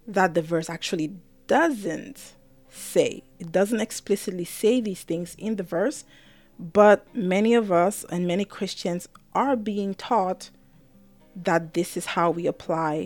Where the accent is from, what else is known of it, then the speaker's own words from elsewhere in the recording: Cameroon; now in Maryland, United States; I'm Cameroonian. I was born in Cameroon before I came to the US.